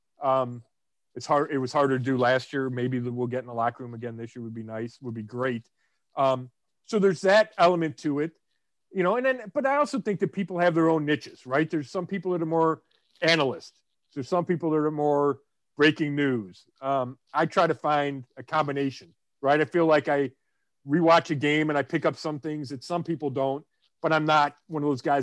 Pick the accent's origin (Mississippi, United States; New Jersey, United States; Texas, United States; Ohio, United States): Ohio, United States; Cleveland; where are you from? Cleveland